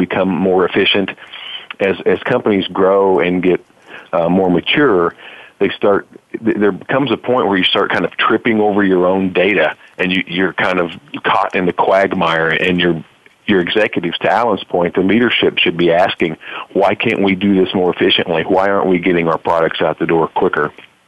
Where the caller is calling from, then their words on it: Springfield, Illinois, United States; I'm calling from beautiful Springfield, Illinois.